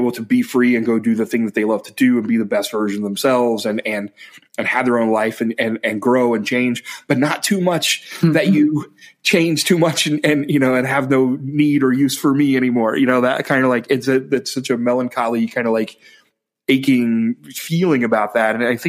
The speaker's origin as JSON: {"language": "English", "region": "Ohio", "country": "United States", "moved": "yes", "said": "And I'm from Ohio."}